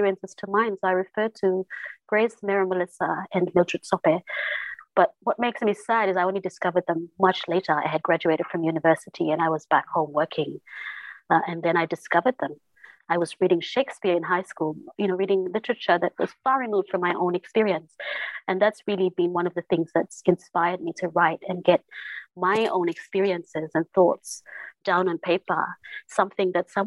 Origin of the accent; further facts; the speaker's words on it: Santo Island, Sanma, Vanuatu; when we were growing up on Santo Island